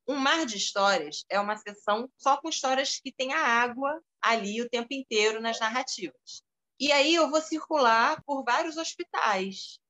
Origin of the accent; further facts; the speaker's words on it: Rio de Janeiro, Brazil; eu nasci aqui no Rio